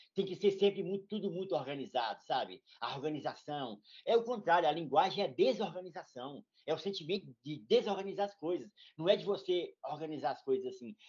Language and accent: Portuguese; Morro Agudo de Goiás, Goiás, Brazil; Eu também sou goiano e vivo o Cerrado brasileiro